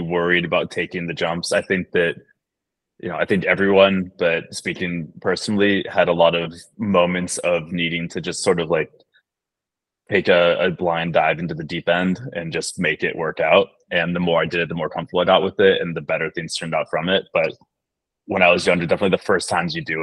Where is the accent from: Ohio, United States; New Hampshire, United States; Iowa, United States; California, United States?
California, United States; moved away; I'm from California